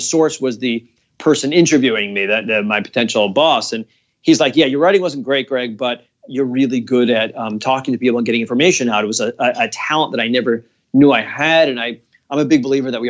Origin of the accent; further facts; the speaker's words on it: Providence, Rhode Island, United States; my hometown in Providence, Rhode Island